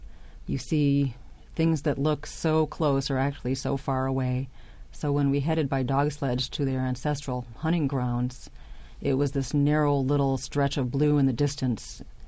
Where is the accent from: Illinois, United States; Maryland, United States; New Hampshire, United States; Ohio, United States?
Illinois, United States; Chicago; and I grew up in Chicago, so yes, it was very cold, even in summer.